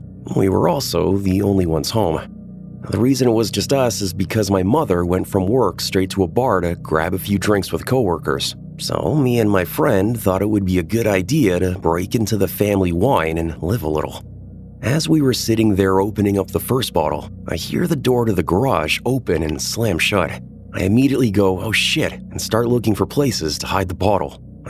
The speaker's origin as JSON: {"language": "English", "region": "Iowa", "country": "United States", "said": "I'm from Iowa, and the winters here get cold at night."}